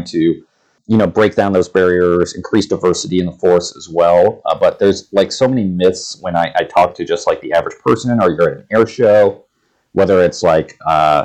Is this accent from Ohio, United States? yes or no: yes; Ohio, United States; moved away as an adult; where I grew up in Ohio